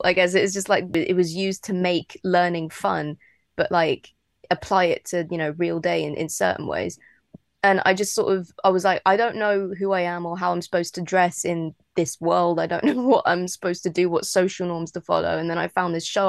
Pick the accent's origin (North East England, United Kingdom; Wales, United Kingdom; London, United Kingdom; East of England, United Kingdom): London, United Kingdom; I grew up in London, like around a lot of cats in the flats